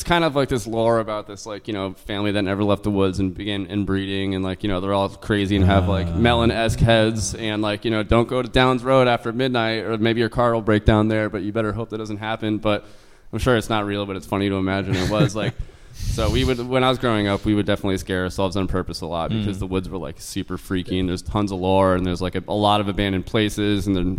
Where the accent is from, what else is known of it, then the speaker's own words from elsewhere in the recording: New Haven, Connecticut, United States; I'm from like the New Haven area, but like in this one area that's like a super hotbed of like paranormal stuff.